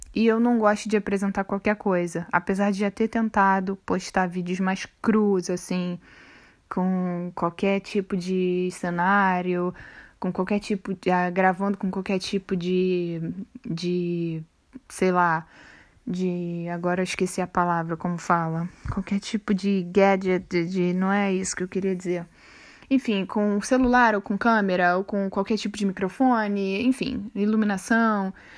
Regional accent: Rio de Janeiro, Brazil; first language Portuguese; moved away as an adult; now in Sweden; quando eu nasci, a minha família morava no Cesarão, hoje em dia é considerado uma favela também no, em Santa Cruz, no Rio de Janeiro

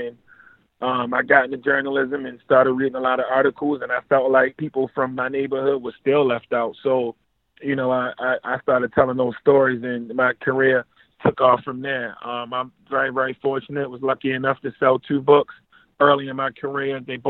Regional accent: Baltimore, Maryland, United States; I'm from East Baltimore. It came up kind of rough, but, you know, I've had a beautiful family, still have a beautiful family. It was the 90s, so it was the crack era.

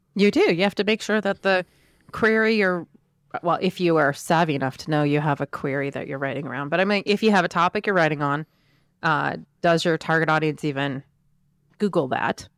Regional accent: Camden, Maine, United States; now in Washington, D.C., United States; my hometown in Maine

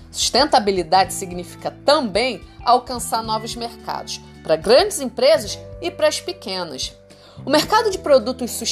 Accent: Brasília, Federal District, Brazil; accent: carioca; now in Rio de Janeiro, Brazil; eu não nasci no Rio de Janeiro. Eu sou de Brasília, só que é óbvio, eu moro aqui há um bom tempo, mas a verdade é que eu sempre falei como carioca.

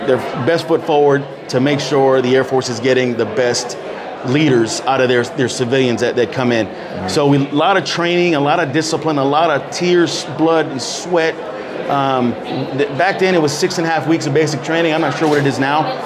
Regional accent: San Antonio, Texas, United States; I grew up here in San Antonio

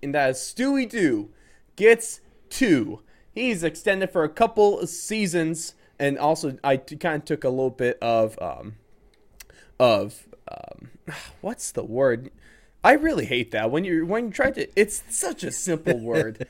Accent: United States; as an American

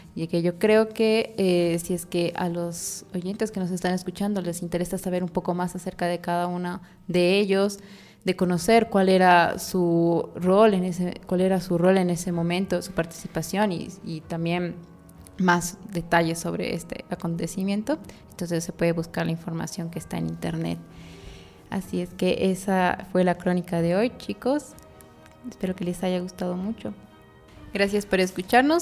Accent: Bolivia; como bolivianos

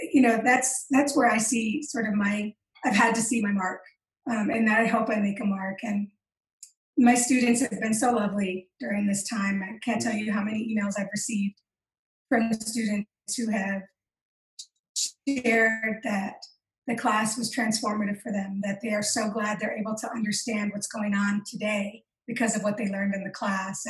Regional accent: Michigan, United States; now in Utah, United States; I call myself a Michicana because I'm a Chicana from Michigan

